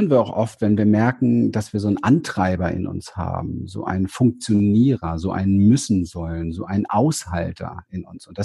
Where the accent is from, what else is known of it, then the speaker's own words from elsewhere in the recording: Berlin, Germany; Also ich komme nicht aus besonders reichen Verhältnissen. Ich bin in Berlin auf dem Hinterhof aufgewachsen und habe in den Mülltonnen gespielt.